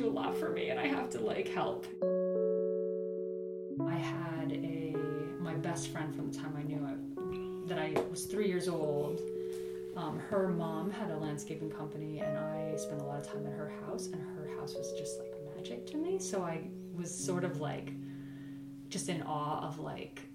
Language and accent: English; Accord, New York, United States; I grew up in Accord, actually, which is not too far from here